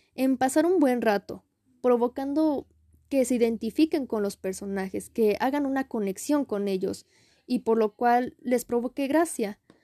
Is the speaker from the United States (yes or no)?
no; Mexico; identificarnos como mexicanos